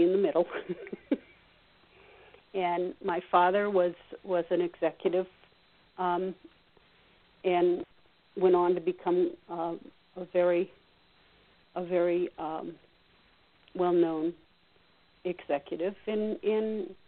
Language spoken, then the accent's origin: English; outside of Boston, Massachusetts, United States; I grew up outside of Boston, and being from outside of Boston, a little north of Boston